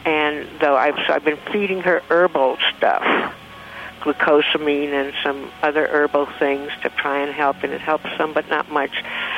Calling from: South Lake Tahoe, California, United States; South Lake Tahoe, California.

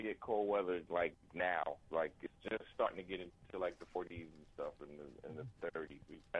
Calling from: New York City, New York, United States; From Queens, New York.

